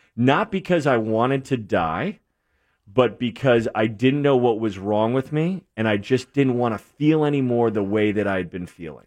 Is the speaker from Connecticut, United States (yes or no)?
yes; New England, Connecticut, United States; moved away; also born or lived in New Jersey; born and raised in New England